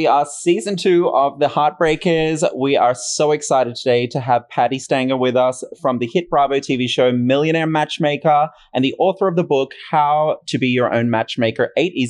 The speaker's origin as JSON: {"language": "English", "country": "Australia", "also_born_or_lived": "Bondi Beach, Sydney", "moved": "as an adult", "lives_now": "Los Angeles, United States", "said": "I'm from Australia originally."}